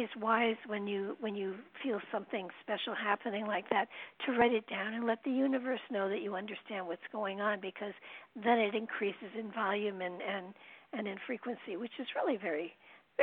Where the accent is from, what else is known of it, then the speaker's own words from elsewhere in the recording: New York, United States; moved away as an adult; now in Connecticut, United States; I'm a New Yorker too